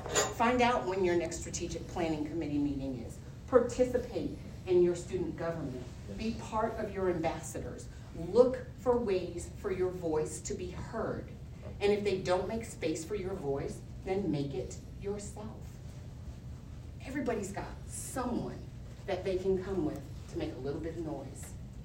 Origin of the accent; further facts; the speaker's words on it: Rhode Island, United States; I'm from Rhode Island. I could talk like this the entire time if I wanted to, because this is what my normal accent sounds like.